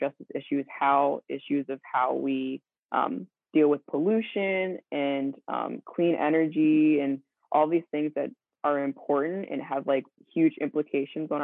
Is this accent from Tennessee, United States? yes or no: no; Central Maryland, United States; I grew up in Central Maryland